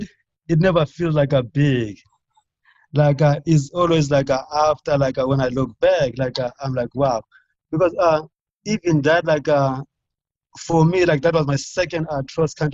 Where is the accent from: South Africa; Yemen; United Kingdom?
South Africa; near Port Alfred, Eastern Cape; moved away as an adult; also born or lived in Oklahoma, United States; now in Albuquerque, United States; another town close to my hometown in Port Alfred